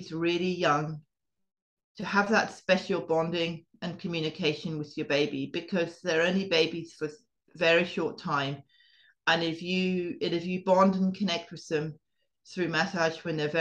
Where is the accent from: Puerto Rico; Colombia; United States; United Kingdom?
United Kingdom; Scotland; I was brought up in Scotland